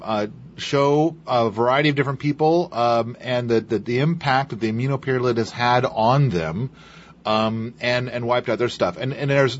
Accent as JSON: {"language": "English", "region": "Idaho", "country": "United States", "tie": "born or raised there", "said": "I was born in Idaho"}